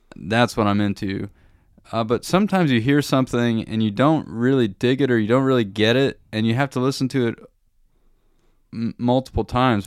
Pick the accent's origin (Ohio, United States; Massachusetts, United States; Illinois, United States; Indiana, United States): Indiana, United States; Warsaw; moved away as an adult; also born or lived in Bloomington, Indiana; now in Germany; growing up in Warsaw, there just was not a lot of music